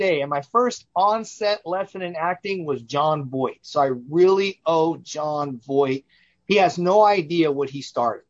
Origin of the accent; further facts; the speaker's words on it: Richmond, California, United States; also born or lived in Las Vegas, Nevada; I'm a native Californian. I was born and raised in Northern California in the San Francisco Bay Area, in the East Bay, basically, in a little town named Richmond, called Richmond, California. I grew up there